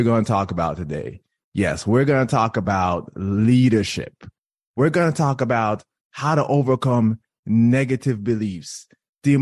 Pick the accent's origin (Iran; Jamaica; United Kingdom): Jamaica; I'm Jamaican